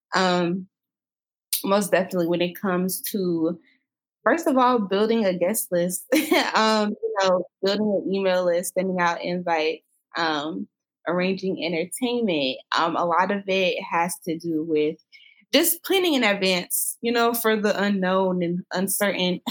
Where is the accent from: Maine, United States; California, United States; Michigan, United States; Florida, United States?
Florida, United States; moved away as an adult; also born or lived in Jacksonville, Florida; now in Atlanta, United States; I'm from Florida. I spent most of my life in Florida